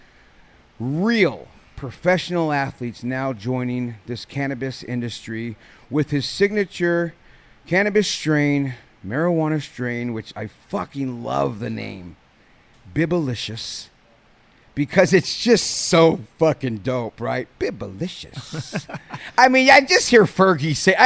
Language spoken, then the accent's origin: English; San Jose, California, United States; I'm from the Bay. I'm from San Jose